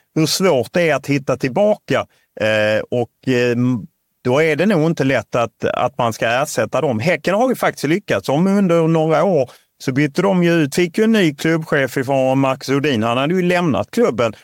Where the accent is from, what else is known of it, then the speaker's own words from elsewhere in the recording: Lund, Skåne, Sweden; jag är uppvuxen i Lund